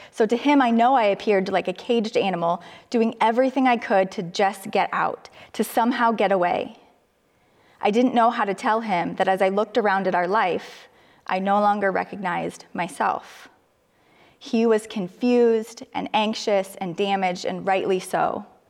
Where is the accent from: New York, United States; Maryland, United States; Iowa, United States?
Iowa, United States; Cedar Falls; moved away as an adult; I moved closer to my hometown, to Cedar Falls, where my sister and her family lived